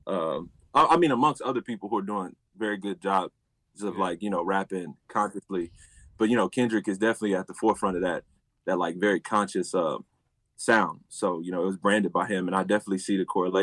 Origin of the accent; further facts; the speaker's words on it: Houston, Texas, United States; I'm from Houston, Texas. Born and raised